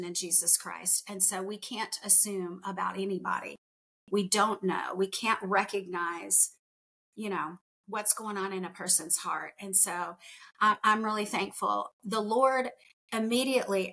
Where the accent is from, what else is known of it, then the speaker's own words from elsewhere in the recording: United States; I grew up in the United States